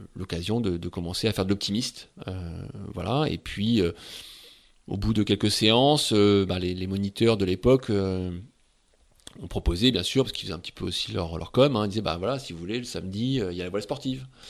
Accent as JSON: {"language": "French", "town": "Saint-Pol-de-Léon", "region": "Brittany", "country": "France", "tie": "born or raised there", "said": "j'ai grandi à Saint-Paul-de-Léon"}